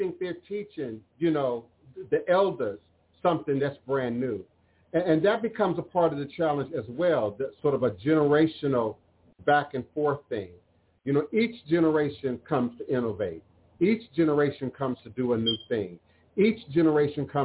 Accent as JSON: {"language": "English", "town": "New York City", "region": "New York", "country": "United States", "tie": "born or raised there", "said": "as a suicidal teenager on the 33rd floor of my building, Fifth Avenue, 110th Street in New York City"}